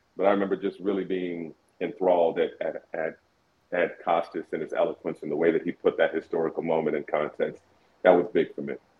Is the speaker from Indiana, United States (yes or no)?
yes; Indianapolis, Indiana, United States; moved away as an adult; also born or lived in Brooklyn; now in Minnesota, United States; I grew up in Indianapolis, went to school there, went to college there